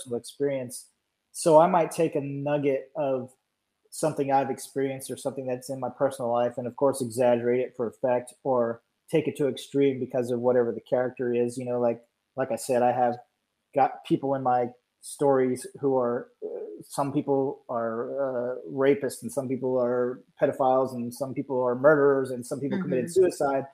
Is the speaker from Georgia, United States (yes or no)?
yes; Georgia, United States; I'm from Georgia, but all my relatives are from Pennsylvania